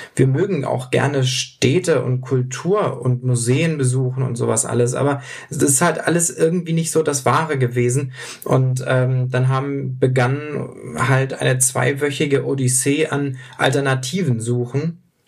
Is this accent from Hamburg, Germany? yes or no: yes; Hamburg, Germany; wir kommen beide aus Hamburg